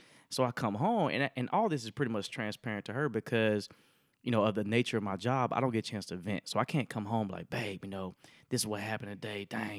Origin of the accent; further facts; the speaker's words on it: Tuskegee, Alabama, United States; So I'm from Tuskegee, Alabama, right?